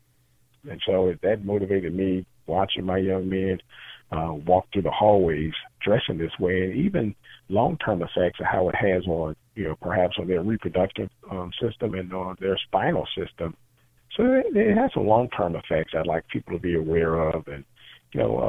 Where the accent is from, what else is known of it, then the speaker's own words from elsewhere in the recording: Pickens, Mississippi, United States; I'm originally from a small city called Pickens, Mississippi